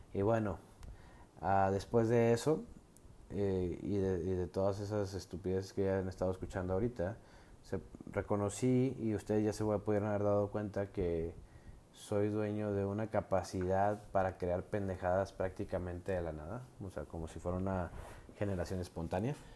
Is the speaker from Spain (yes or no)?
no; Mexico; soy mexicano de nacimiento